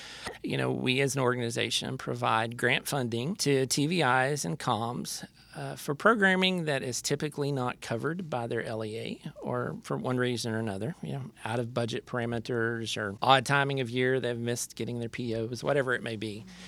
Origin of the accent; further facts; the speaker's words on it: Lubbock, Texas, United States; I'm from Lubbock, Texas.